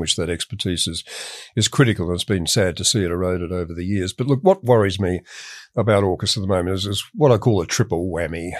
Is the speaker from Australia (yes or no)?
yes; Australia